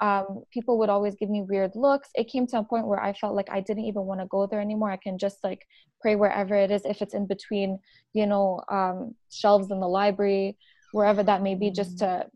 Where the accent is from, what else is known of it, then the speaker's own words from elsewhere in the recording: Abu Dhabi, United Arab Emirates; also born or lived in Lebanon; now in Canada; I am also born and raised in the UAE in Abu Dhabi.